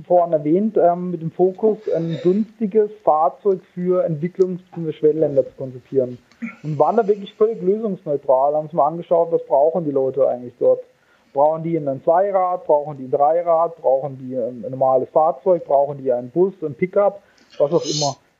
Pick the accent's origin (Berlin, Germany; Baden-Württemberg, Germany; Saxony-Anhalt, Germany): Baden-Württemberg, Germany; Karlsruhe; moved away as an adult; also born or lived in San Diego; now in Munich, Germany; Ich äh, komme gebürtig aus Karlsruhe